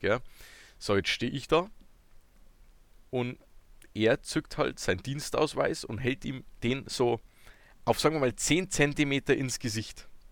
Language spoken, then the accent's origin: German; Bavaria, Germany; ich komme ja noch tiefer aus Bayern